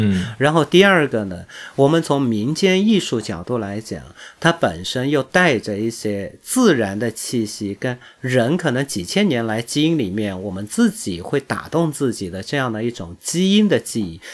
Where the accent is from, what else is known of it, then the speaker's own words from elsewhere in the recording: China; 我们中国人